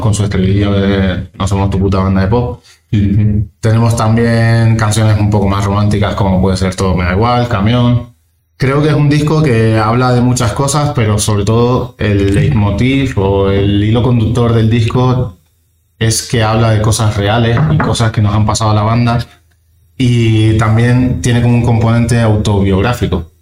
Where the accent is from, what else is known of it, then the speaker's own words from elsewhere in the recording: Canary Islands, Spain; now in Madrid, Spain; yo soy de las Islas Canarias.